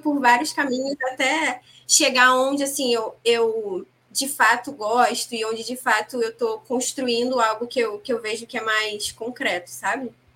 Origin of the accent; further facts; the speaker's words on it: Rio de Janeiro, Brazil; eu falo aqui do Rio, sou carioca